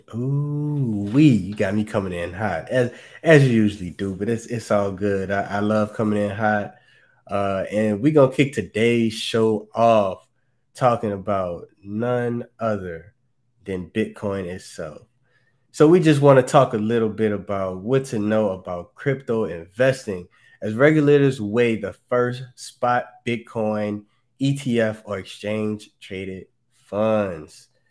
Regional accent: New Orleans, Louisiana, United States; moved away; back down in my hometown, in my city

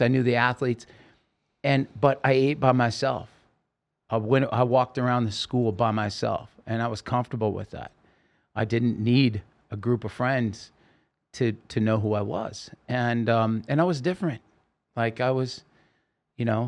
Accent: Oregon, United States; now in California, United States; As a kid, I grew up in Oregon

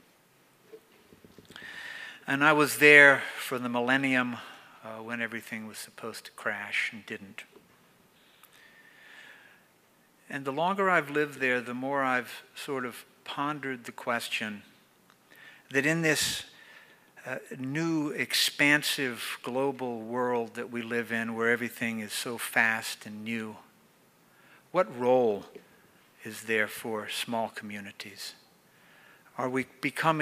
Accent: Floyd, Virginia, United States; one small community in Virginia, my hometown, Floyd, Virginia

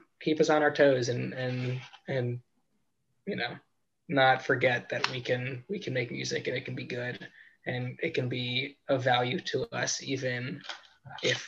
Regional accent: Long Island, New York, United States; moved away as an adult; also born or lived in St. Louis; I grew up on Long Island, like 30-minute drive from Brooklyn

